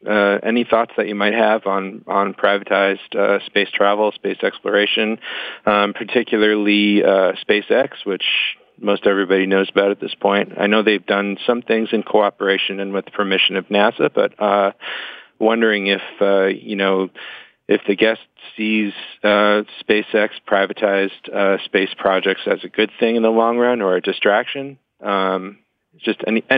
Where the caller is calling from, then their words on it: Philadelphia, Pennsylvania, United States; Hi, everybody. I'm calling from Philadelphia.